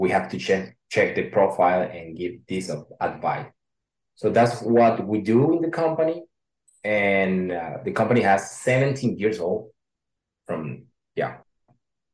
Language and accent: English; Venezuela; English is a second language; moved away; also born or lived in Colombia; as an immigrant, I'm from Venezuela. I was living in Colombia.